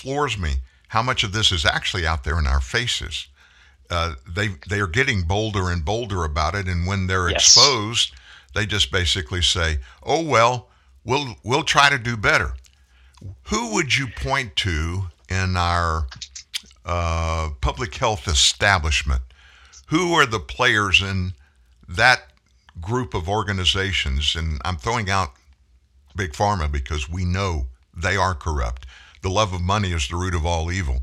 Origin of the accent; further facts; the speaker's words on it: Louisiana, United States; I'm from Louisiana.